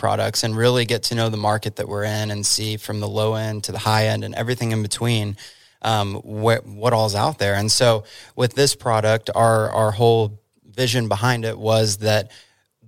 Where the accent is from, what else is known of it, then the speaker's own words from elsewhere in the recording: Dallas, Texas, United States; also born or lived in Oregon; now in Oklahoma, United States; we moved here from Oregon, originally though from Dallas, Texas